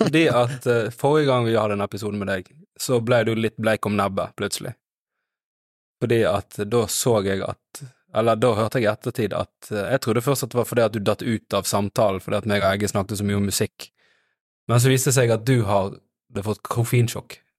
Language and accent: Norwegian; Os, Vestland, Norway; jeg er fra Os